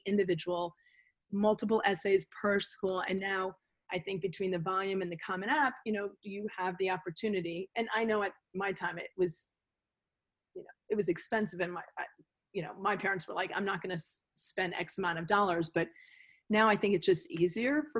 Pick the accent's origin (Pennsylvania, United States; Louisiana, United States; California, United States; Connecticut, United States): Connecticut, United States; I grew up in Connecticut